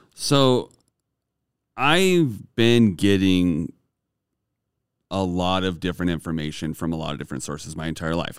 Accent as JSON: {"language": "English", "region": "Idaho", "country": "United States", "tie": "born or raised there", "also_born_or_lived": "southern Utah / Oregon", "moved": "as an adult", "said": "I grew up in Idaho. I had, uh, a conservative upbringing."}